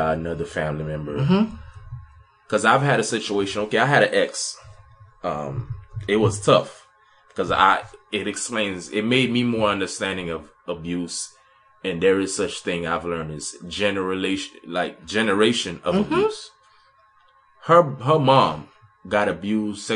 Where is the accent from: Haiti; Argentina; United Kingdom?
Haiti; moved away; I was raised in Haiti